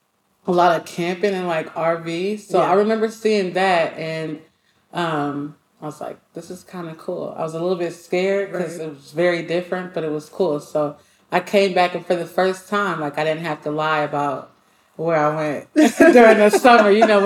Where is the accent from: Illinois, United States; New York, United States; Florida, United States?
Illinois, United States; Rockford; Illinois, Rockford, Illinois. So I'm a little bit outside of Chicago. A lot of people don't know about it, but I have to represent it, Rockford.